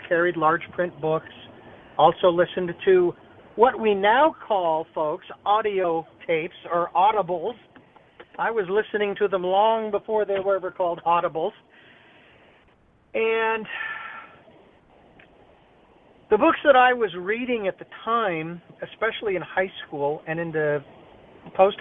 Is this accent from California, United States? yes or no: no; Phoenix, Arizona, United States; moved away as an adult; now in Santa Barbara, United States; Phoenix College, my hometown where I was born and raised